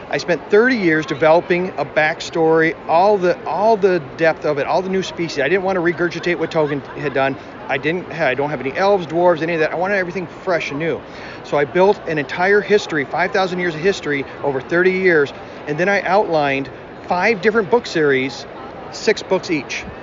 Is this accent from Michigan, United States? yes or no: no; Wisconsin, United States; Wisconsin. Actually, I live right on the Mississippi River. So we see deer and, and uh, bald eagles and stuff all the time. Small little town, about five, 6,000 people.